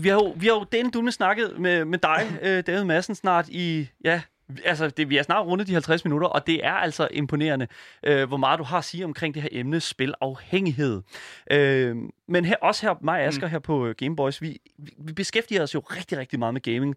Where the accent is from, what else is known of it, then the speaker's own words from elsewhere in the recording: Horsens, Central Denmark Region, Denmark; also born or lived in Djursland; now in Copenhagen, Denmark; jeg kommer originalt fra Horsens